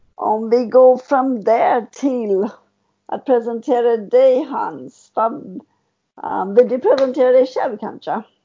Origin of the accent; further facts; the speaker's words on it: United States; Swedish is a second language; now in Sweden; Jag är från USA, amerikanskt då.